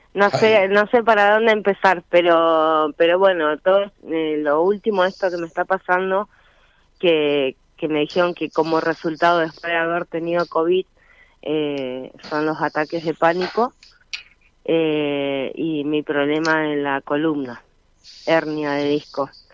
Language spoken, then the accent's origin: Spanish; Caleta Olivia, Santa Cruz, Argentina; De Caleta Olivia.